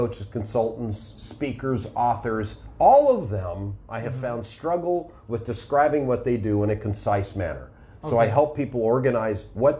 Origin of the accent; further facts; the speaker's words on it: Los Angeles, California, United States; accent: Hollywood accent; I come from Los Angeles, California.